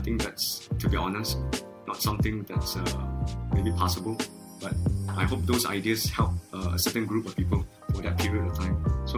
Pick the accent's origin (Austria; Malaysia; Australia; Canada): Malaysia; and I'm a Malaysian Chinese, so when I was in China, I can speak some Chinese, so it wasn't totally alien.